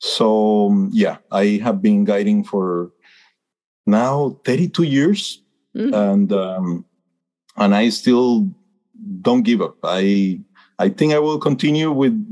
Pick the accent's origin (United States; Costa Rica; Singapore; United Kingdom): Costa Rica; I was born and raised in Costa Rica